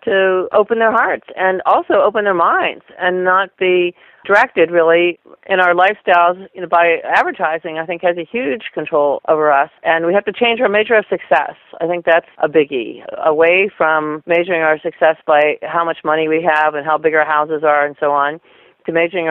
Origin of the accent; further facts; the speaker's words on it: Western Pennsylvania, United States; I was raised actually in Western Pennsylvania